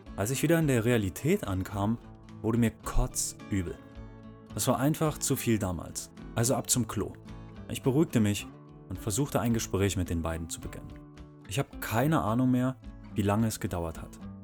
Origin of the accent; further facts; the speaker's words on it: Berlin, Germany; moved away as an adult; Ich bin in Berlin geboren und habe dort auch viele richtig geile Sachen erlebt und gesehen